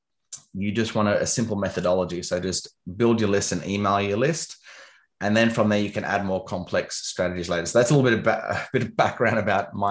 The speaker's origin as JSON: {"language": "English", "town": "Canberra", "region": "Australian Capital Territory", "country": "Australia", "also_born_or_lived": "London", "moved": "yes", "said": "I'm from Canberra, which is a city. It's the capital of Australia"}